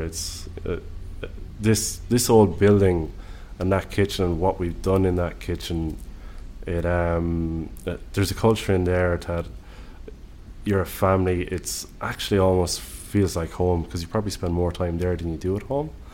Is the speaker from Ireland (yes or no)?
yes; Ireland; accent: Irish; moved away as an adult; now in Southern Highlands, Australia; the accent will tell you straight away I'm Irish